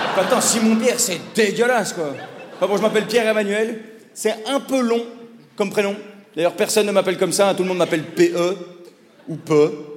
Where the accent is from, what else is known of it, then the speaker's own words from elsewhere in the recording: Belgium; accent: Belgian; also born or lived in Paris; mon accent de belge